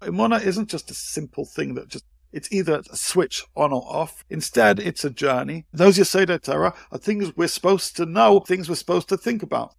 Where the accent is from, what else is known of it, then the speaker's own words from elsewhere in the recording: United Kingdom; now in Israel; I grew up in the U K, as you can tell by my accent.